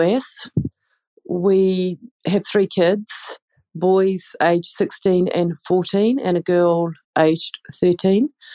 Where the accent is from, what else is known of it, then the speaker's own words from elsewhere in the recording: New Zealand; now in Tashkent, Uzbekistan; I'm originally from New Zealand